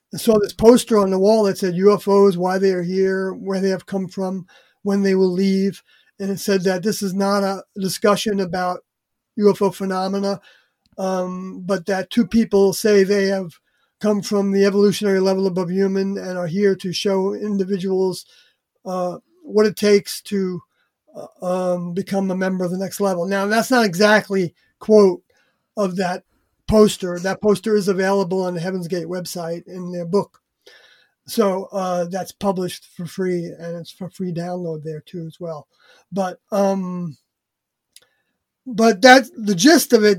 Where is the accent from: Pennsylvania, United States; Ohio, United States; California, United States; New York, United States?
New York, United States; Long Island; moved away as an adult; also born or lived in Oregon / Canada; I moved out there from New York, where I grew up on Long Island